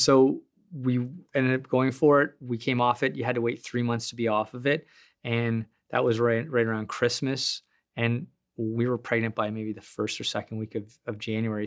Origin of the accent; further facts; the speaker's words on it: Sudbury, Ontario, Canada; I'm from Sudbury